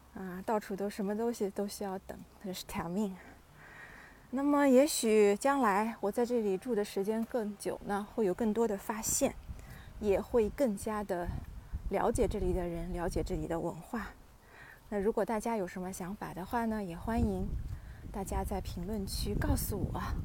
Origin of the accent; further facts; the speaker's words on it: China; moved away as an adult; now in Austria; 我们是从中国过来拿配额的这个身份嘛